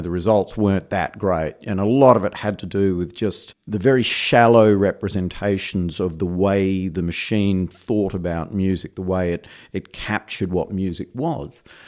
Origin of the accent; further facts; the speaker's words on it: Perth, Western Australia, Australia; moved away as an adult; now in New York, United States; as my accent betrays, I'm not originally from New York. I'm originally from uh, Perth, Western Australia